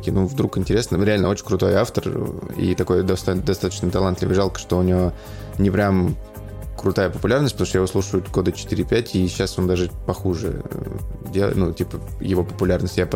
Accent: Voronezh, Voronezh Oblast, Russia; Я из Воронежа, брат.

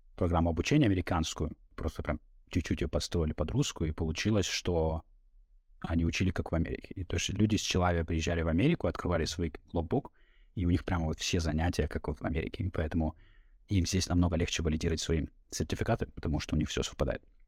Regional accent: Norilsk, Krasnoyarsk Krai, Russia; moved away as an adult; now in Philadelphia, United States; Я жил, я родился в Норильске

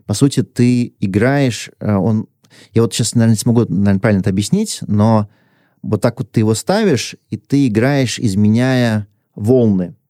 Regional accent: Russia; moved away as an adult; also born or lived in Hong Kong / China; Я вернулся в Россию уже

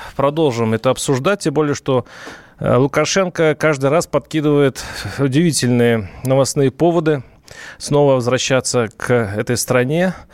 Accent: Russia; я вернулся из Белоруссии домой, в Россию

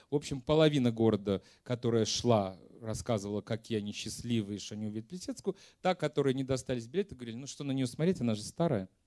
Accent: Ural, Russia; Простите, я с Урала.

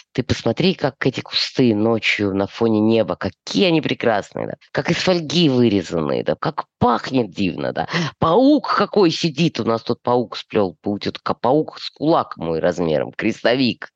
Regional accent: Chisinau, Moldova; born or raised there; moved away as an adult; also born or lived in Yefremov, Tula Oblast, Russia / Moscow, Russia

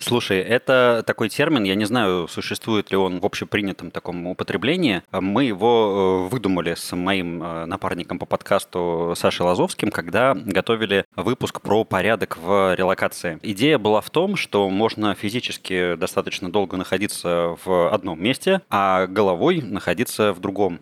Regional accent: Saint Petersburg, Russia; moved away as an adult; now in Bali, Indonesia; Я вообще из Питера, как и ты

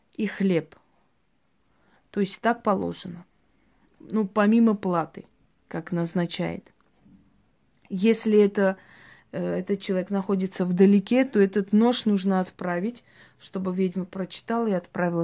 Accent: Georgia; я родилась в Грузии

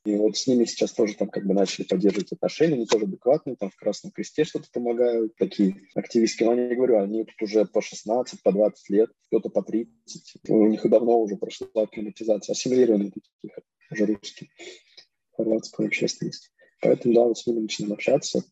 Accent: Kamyshin, Russia; moved away as an adult; now in Rijeka, Croatia; я родом из Камышина, из Ленинградской области, там 100 тысяч городок

